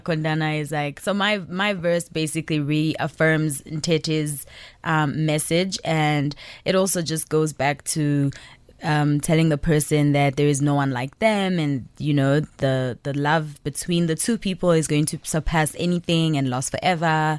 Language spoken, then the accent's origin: English; Zambia; now in South Africa; I'm originally from Zambia, but I'm based in South Africa